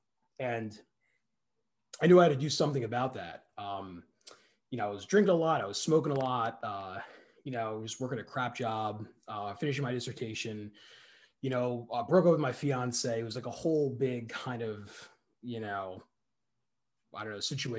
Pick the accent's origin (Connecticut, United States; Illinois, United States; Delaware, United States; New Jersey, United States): New Jersey, United States; moved away; also born or lived in Boston, Massachusetts; we unceremoniously moved to New Jersey, and that's where I grew up mostly